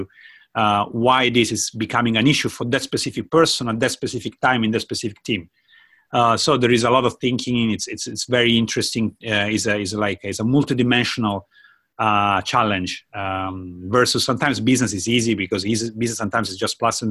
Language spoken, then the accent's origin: English; Italy; moved away as an adult; now in Japan; I'm from Italy. I moved to Japan about 11 years ago as a language student.